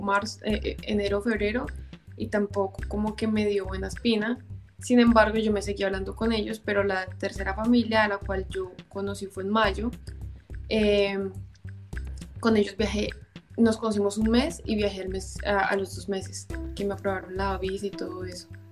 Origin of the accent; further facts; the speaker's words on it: Bogotá, Colombia; also born or lived in Cali; now in Germany; yo soy de Bogotá, pero yo los últimos siete años estuve viviendo en Cali